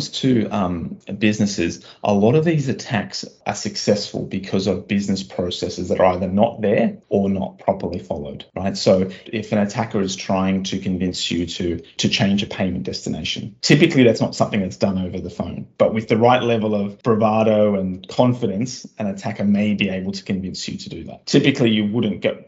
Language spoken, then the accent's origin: English; Australia; moved away; my home country of Australia